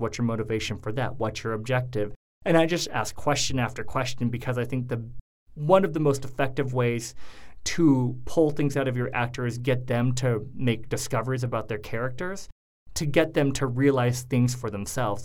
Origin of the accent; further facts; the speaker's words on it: Coeur d'Alene, Idaho, United States; moved away; I actually grew up in a uh, semi small town in Idaho called Coeur d'Alene